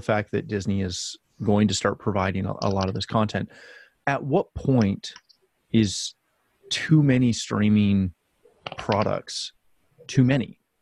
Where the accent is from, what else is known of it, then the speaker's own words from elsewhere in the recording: Canada; myself being a Canadian guy